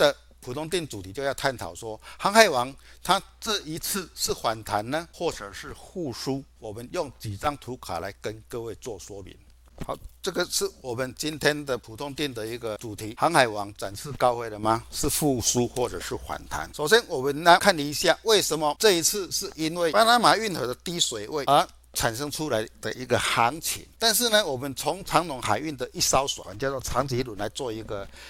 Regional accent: Chiayi, Taiwan

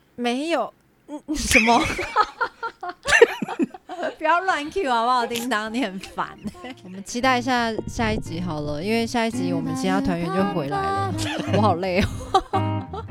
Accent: Nantou County, Taiwan; accent: central Taiwan accent; moved away as an adult; also born or lived in Taipei; 我是南投人嘛

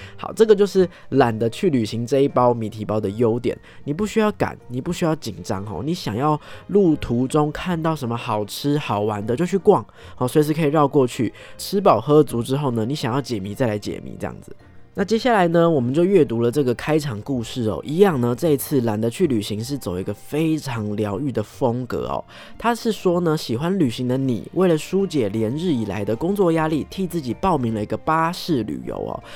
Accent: Taipei, Taiwan; 身为土生土长的台北怂吼

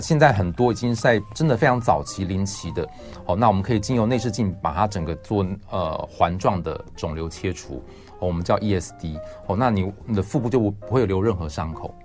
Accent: Taiwan; 一般我们台湾人常吃的像是香肠或者这些加工肉品

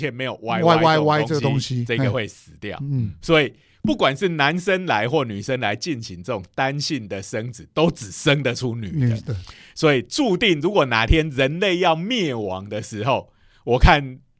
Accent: Taiwan; 因为我们台湾人吃的东西也有一些是别人所不能接

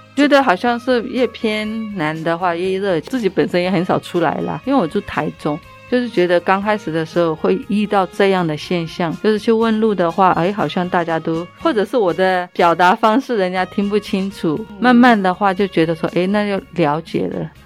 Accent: Myanmar; moved away as an adult; now in Taichung, Taiwan; 我是缅甸人

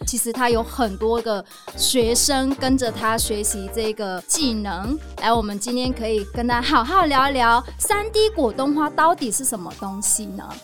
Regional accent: Northern Vietnam, Vietnam; moved away; 我跟那这个柔芸老师都是越南人，但是我来自北越

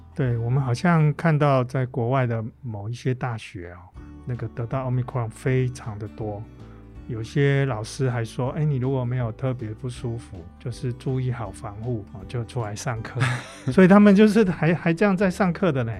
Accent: Taiwan; 我们台湾人

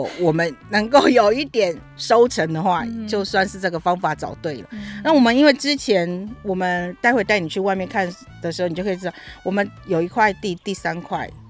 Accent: Taipei, Taiwan; moved away as an adult; now in Yilan, Taiwan; 虽然我算台北人嘛

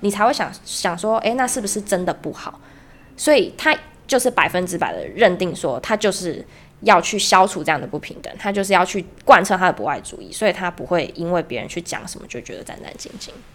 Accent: Kaohsiung, Taiwan; 我来自高雄

